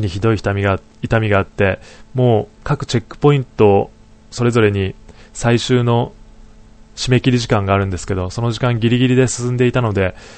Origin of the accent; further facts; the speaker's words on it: Niigata, Japan; now in Tokyo, Japan; 地元の新潟とか今いる東京